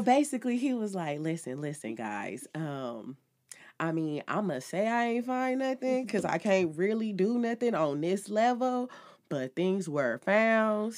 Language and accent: English; Los Angeles, California, United States; I'm from L